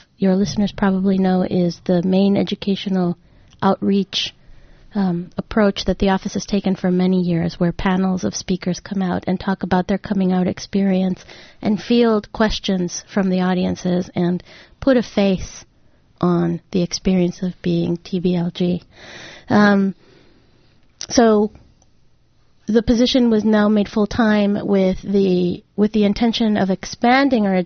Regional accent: Mexico; also born or lived in Rhode Island; now in Ann Arbor, United States; I'm originally from Mexico. That's where I was born.

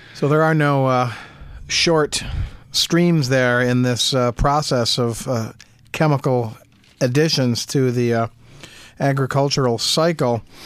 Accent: Jackson, United States; growing up in Jackson on the north side of town, uh, my dad had a house that was actually surrounded on three sides by cornfields

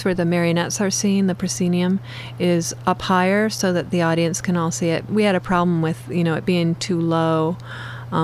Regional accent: Ann Arbor, Michigan, United States; When I was a kid growing up in Ann Arbor

